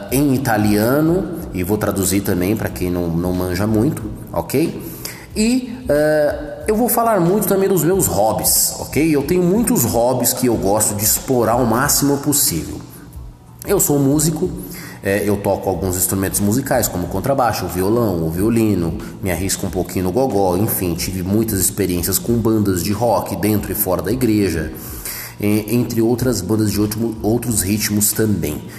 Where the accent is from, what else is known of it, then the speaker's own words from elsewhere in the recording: Santo André, São Paulo, Brazil; born there; Eu sou andreense de nascimento, nasci em Santo André, no bairro do Camilópolis né? Porém, morei muito pouco tempo uh, em Santo André, mas trabalhei bastante em Santo André, ok?